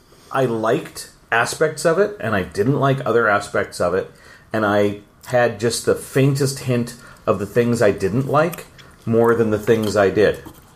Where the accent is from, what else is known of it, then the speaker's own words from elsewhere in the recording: San Diego, California, United States; I grew up in San Diego